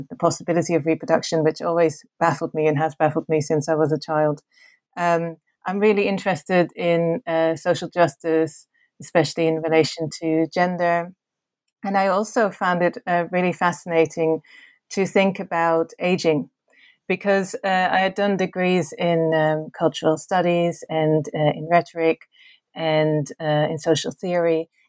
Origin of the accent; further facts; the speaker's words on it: Netherlands; English is a second language; I am originally from the Netherlands.